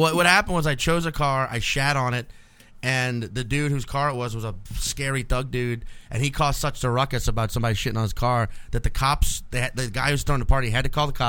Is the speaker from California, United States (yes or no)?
no; New Orleans, Louisiana, United States; Growing up in New Orleans and living here for so many years